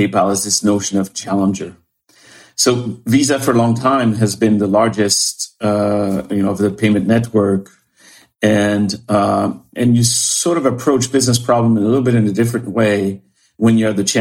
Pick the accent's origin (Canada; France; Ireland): France; moved away as an adult; also born or lived in Paris, France; now in Bainbridge Island, United States; I was born and raised in France